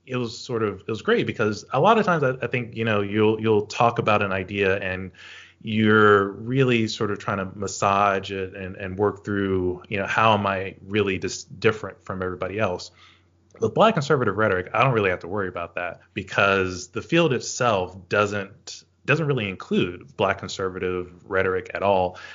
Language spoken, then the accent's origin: English; the South, United States; those are things that I know have influenced me historically growing up in the South, knowing that uh, there's this expectation of voting democratically, but also to act um, socially conservative.